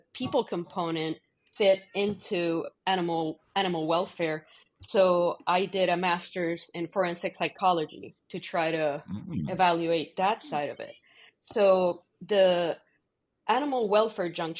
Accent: Puerto Rico; moved away as an adult; also born or lived in Michigan / Missouri; now in Ohio, United States; I grew up in Puerto Rico

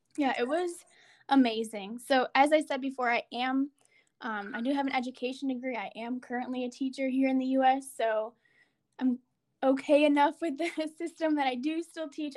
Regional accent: United States; as an American

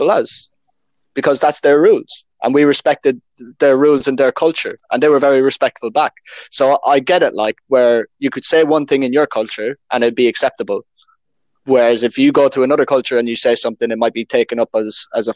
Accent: Ireland; accent: Irish; now in United Kingdom; I am, I am Irish

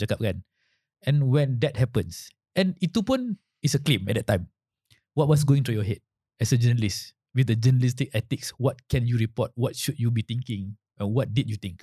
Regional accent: Malaysia; as a Malaysian

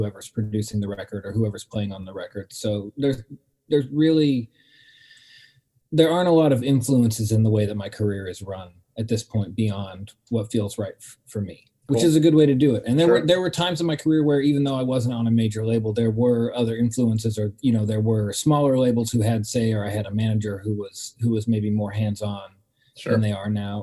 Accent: Pacific Northwest, United States; growing up in the Pacific Northwest in the 90s

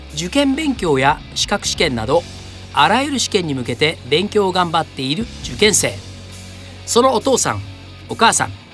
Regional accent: Saitama, Japan; 僕もあの埼玉なんで

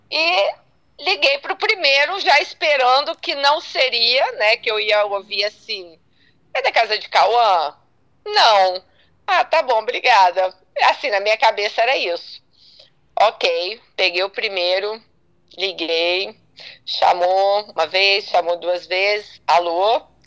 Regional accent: Vitória, Espírito Santo, Brazil; eu sou de Vitória, da capital

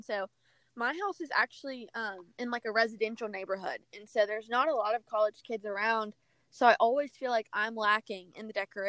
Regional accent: Pensacola, Florida, United States; moved away as an adult; now in Auburn, United States; I'm 21 years old, and I'm a junior at Auburn University. I'm from Pensacola, Florida, but I live in Auburn now in a 3-bedroom house with 2 roommates.

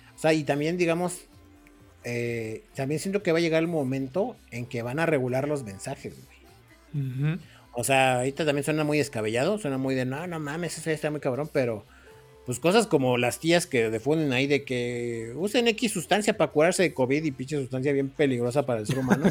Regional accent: Mexico City, Mexico; soy de Iztapalapa

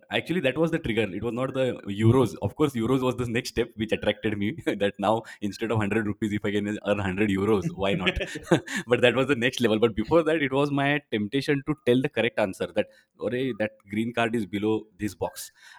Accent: Belgium; In fact, sometimes jokingly, I say I have been going there more than I visit my hometown, Belgium, in the recent years.

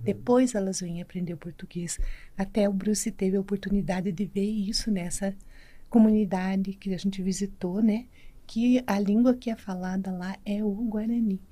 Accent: Brazil; numa reserva perto da cidade que eu nasci, em Marreca dos Índios

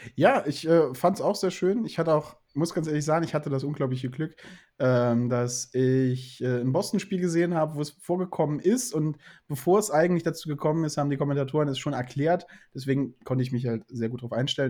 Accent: the South, Southern Germany, Germany; ich komme aus dem Süden

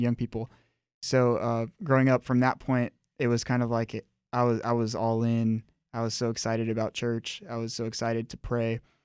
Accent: Miami, Florida, United States; I was born and raised in Miami, Florida

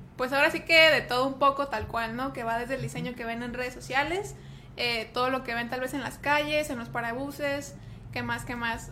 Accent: Tijuana, Baja California, Mexico; accent: Monterrey; soy aquí de Tijuana, aquí nací, aquí crecí y aquí andamos

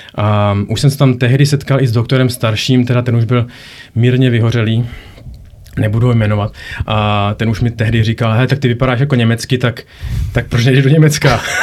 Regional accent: Prague, Czechia; moved away as an adult; also born or lived in United States / Belgium / Norway; now in Germany; pocházím původně z Prahy

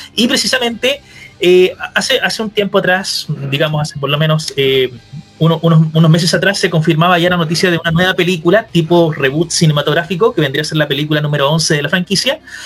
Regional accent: Chile; acá todos somos obviamente de Chile

